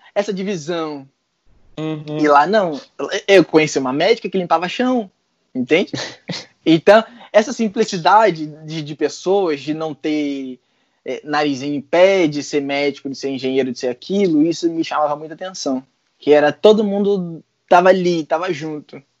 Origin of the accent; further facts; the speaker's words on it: Brazil; now in Ireland; eu sou brasileiro